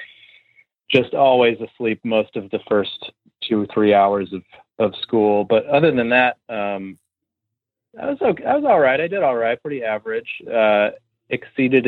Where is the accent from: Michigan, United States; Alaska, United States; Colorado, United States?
Michigan, United States; Northville; also born or lived in Ann Arbor, Michigan; now in Nashville, United States; I grew up in Northville, Michigan, which is sort of a suburb of Detroit. I grew up there. I was born and raised there most of my life